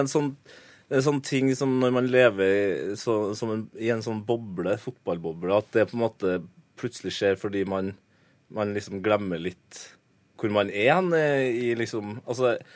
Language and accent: Norwegian; Trøndelag, Norway; jeg er jo trønder